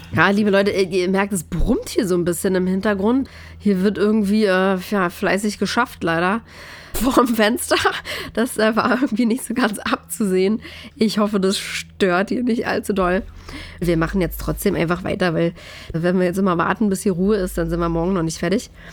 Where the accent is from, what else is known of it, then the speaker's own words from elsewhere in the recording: East Germany, Germany; das Land, wo ich aufgewachsen bin